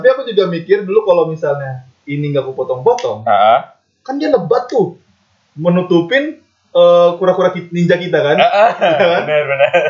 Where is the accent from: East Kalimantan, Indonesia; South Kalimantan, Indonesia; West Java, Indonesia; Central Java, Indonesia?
Central Java, Indonesia; Klaten; Di daerahku dulu, Hah? di di Klaten ya. Iya. Masih ada yang pakai daun eh daun lagi